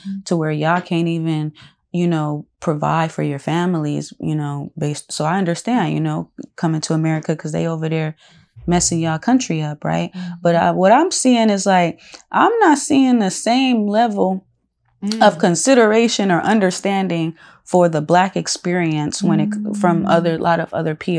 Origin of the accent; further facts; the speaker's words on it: Los Angeles, California, United States; But you know, growing up in South Central, and just, you know, especially like throughout the years, you know, it's becoming, it's always been like multicultural